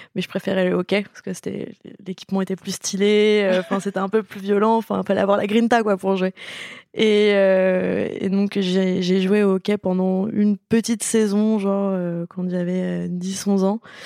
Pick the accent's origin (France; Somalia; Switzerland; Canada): France; Paris, Île-de-France; also born or lived in Gentilly; je suis née à Paris, donc en même temps, je pouvais pas renier mes origines.